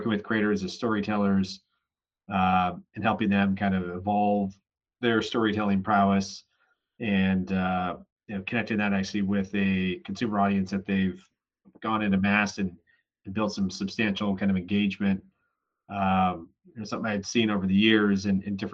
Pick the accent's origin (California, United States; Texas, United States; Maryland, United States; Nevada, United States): California, United States; San Francisco; born or raised there; also born or lived in Syracuse